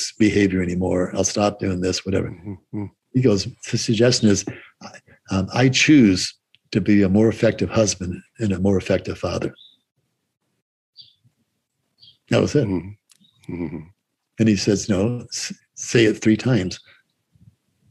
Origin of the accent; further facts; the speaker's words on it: Boston, Massachusetts, United States; I'm from Boston